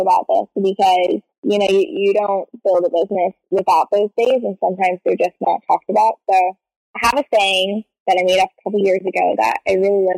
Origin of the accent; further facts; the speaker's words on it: East Coast, United States; moved away as an adult; also born or lived in San Francisco; now in New York, United States; I'm originally from the East Coast